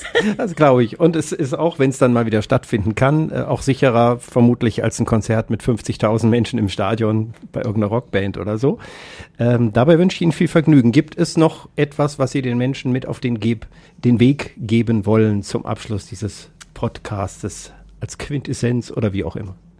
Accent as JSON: {"language": "German", "town": "Kassel", "region": "Hesse", "country": "Germany", "tie": "born or raised there", "moved": "yes", "said": "in Kassel, auch noch meine Heimatstadt"}